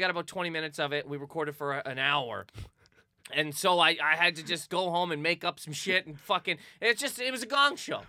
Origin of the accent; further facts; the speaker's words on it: Halifax, Nova Scotia, Canada; moved away; also born or lived in Miramichi, New Brunswick; I'm from Halifax, and that's where the festival is